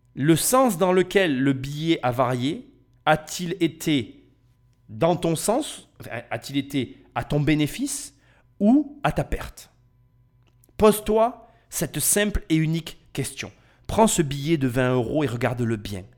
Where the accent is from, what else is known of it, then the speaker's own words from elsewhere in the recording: France; je suis français et je vis en France